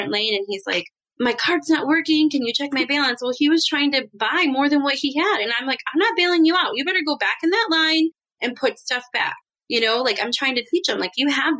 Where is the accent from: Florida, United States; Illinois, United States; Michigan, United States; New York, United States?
Michigan, United States; I grew up in Michigan